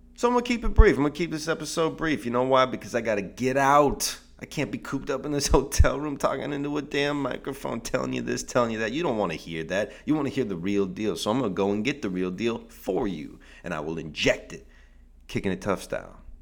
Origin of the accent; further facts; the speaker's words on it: Seattle, Washington, United States; now in Southern California, United States; I'm from Seattle. That's where I'm from